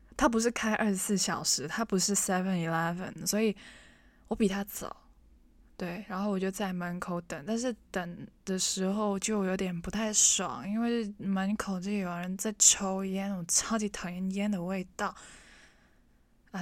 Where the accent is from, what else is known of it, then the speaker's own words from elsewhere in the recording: Hong Kong; first language Cantonese; Chinese is a second language; 我们是 local 欸，我们是香港人